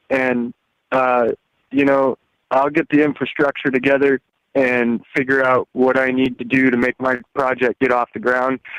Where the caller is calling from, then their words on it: Alaska, United States; from Alaska.